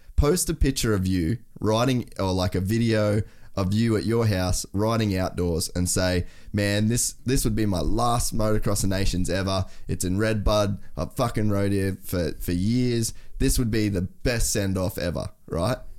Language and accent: English; Australia; as an Australian